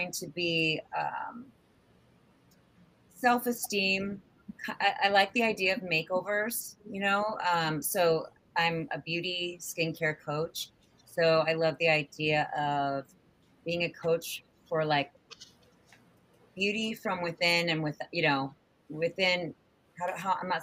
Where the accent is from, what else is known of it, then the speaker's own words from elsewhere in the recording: Redondo Beach, California, United States; now in New York, United States; I'm born and raised in LA. I'm actually born and raised in Redondo Beach